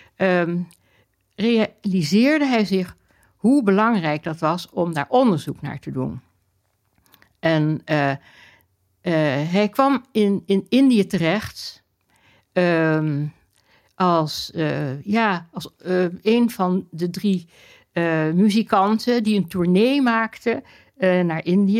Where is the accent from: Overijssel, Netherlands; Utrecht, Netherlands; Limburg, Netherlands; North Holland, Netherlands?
North Holland, Netherlands; Amsterdam; toen we op de Prinsengracht woonden